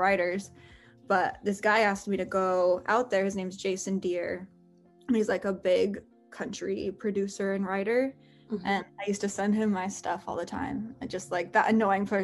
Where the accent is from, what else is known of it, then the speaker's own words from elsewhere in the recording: Utah, United States; moved away; growing up in Utah